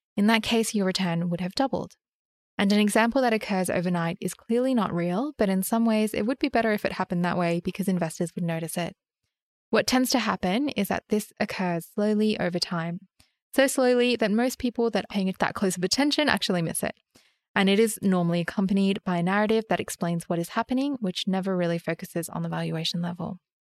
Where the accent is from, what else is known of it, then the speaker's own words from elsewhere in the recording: Sydney, New South Wales, Australia; I grew up in Sydney